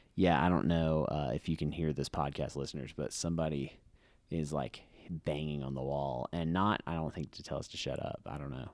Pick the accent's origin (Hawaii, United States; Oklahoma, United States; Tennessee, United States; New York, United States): Hawaii, United States; moved away; growing up in Hawaii, we'd go to Pearl Harbor